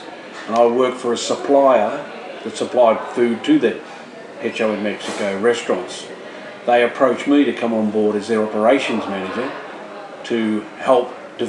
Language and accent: English; Australia; being an Australian